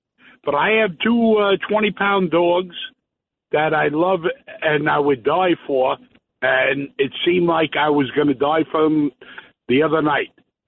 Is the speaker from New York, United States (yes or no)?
yes; New York City, New York, United States; I grew up in East Flatbush